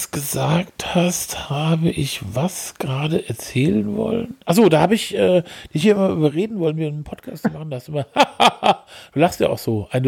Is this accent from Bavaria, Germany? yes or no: no; Essen, North Rhine-Westphalia, Germany; ich bin aus Essen.